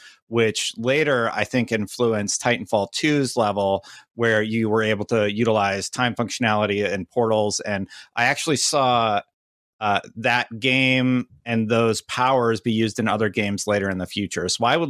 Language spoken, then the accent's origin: English; Wisconsin, United States; Yeah, so I grew up in Wisconsin, right?